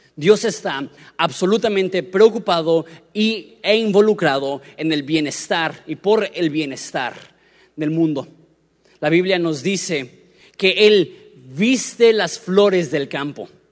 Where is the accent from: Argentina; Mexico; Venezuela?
Mexico; Querétaro; moved away; also born or lived in Florida; Me crié en Querétaro